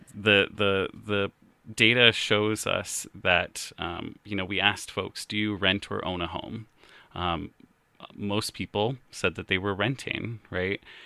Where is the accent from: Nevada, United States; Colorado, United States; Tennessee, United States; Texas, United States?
Colorado, United States; Colorado Springs; also born or lived in Fort Collins, Colorado; now in Lakewood, United States; I grew up in Colorado Springs